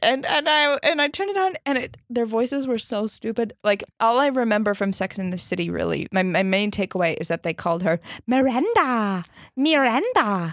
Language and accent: English; Minnesota, United States; also born or lived in Chicago; now in New York, United States; I grew up in Minnesota